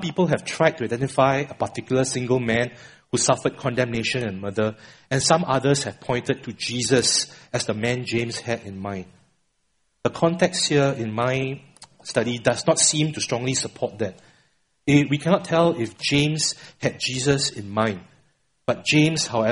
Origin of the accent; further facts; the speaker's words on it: Singapore; I'm a Singaporean born and bred